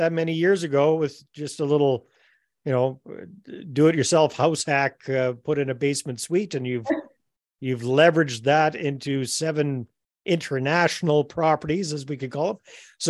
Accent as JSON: {"language": "English", "country": "Canada", "said": "being Canadian"}